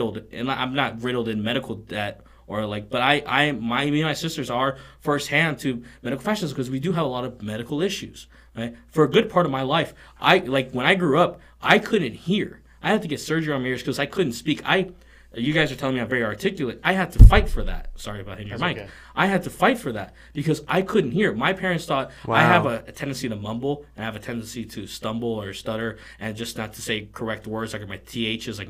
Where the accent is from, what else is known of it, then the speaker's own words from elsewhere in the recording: Miami, Florida, United States; growing up in Miami